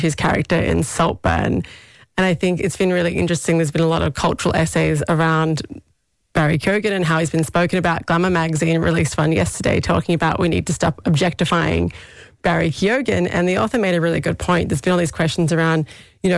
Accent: Australia; now in Ireland; I grew up in Australia

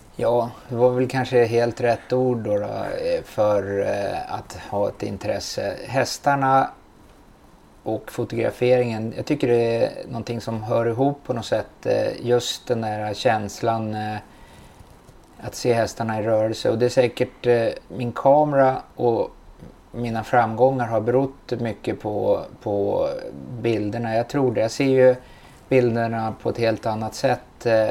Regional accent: Stockholm, Stockholm County, Sweden; jag är uppfödd i Bromsten

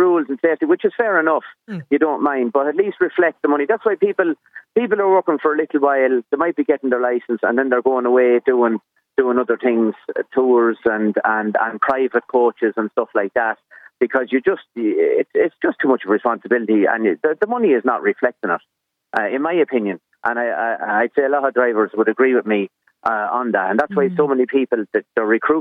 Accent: Westmeath, Leinster, Ireland; I'm from Westmeath

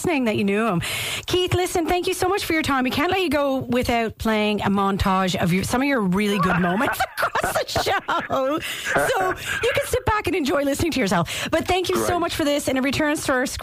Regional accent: Canada; Being a Canadian

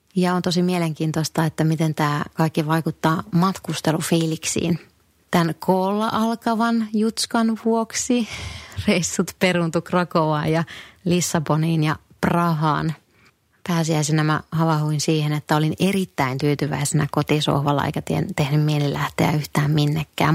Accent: northern Finland, Finland; moved away; Kotipuolessa pohjoisessa

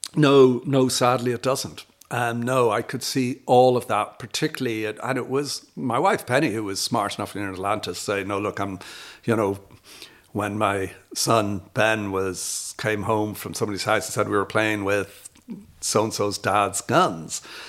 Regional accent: Dublin, Leinster, Ireland; moved away as an adult; also born or lived in United States; now in Glasthule, Ireland; I'm from Dublin. I came back here, I grew up in Dundrum.

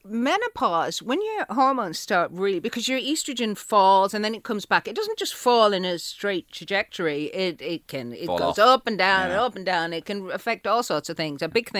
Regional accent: Manchester, North West England, United Kingdom; born there; accent: Manchester; Yeah, I was born in Manchester.

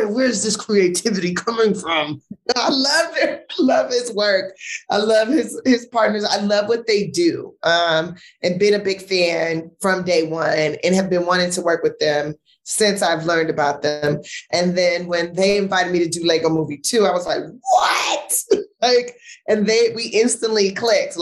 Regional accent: Los Angeles, California, United States; I grew up in South Central

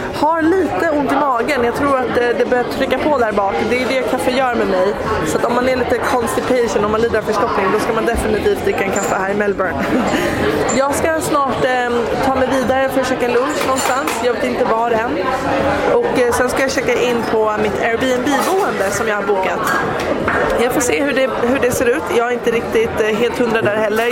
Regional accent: Sweden; hemma i Sverige

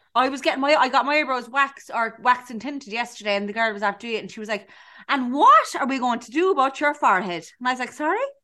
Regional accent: Cork, Munster, Ireland; moved away as an adult; I'm from um, Cork. It's usually Cork. I'm from Cork

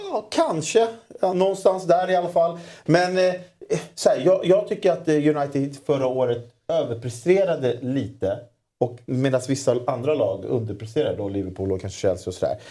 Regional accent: Solna, Stockholm County, Sweden; jag är uppvuxen i Solna, Solna centrum

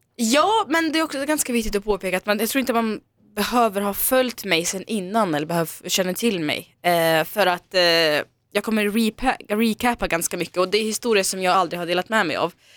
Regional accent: Dalarna County, Sweden; moved away; also born or lived in Omsk, Russia; jag åkte då till min gamla hemby i Dalarna där jag växte upp

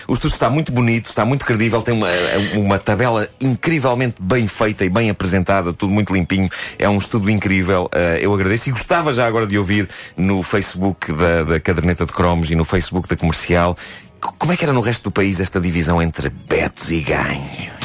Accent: Buraca / Damaia, Lisbon, Portugal; eu cresci paredes meias com a buraca. Eu cresci paredes meias com a da maia.

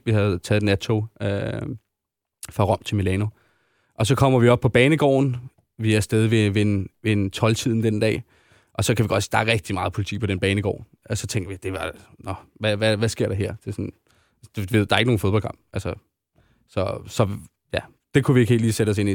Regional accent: Denmark; vi er danskere

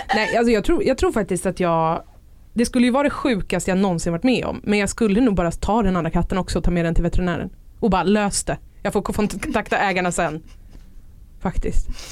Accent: Stockholm, Stockholm County, Sweden; jag är uppvuxen i Stockholm

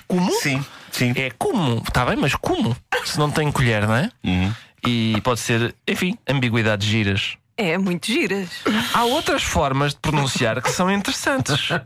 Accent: Lisbon, Portugal; Eu, que sou de Lisboa

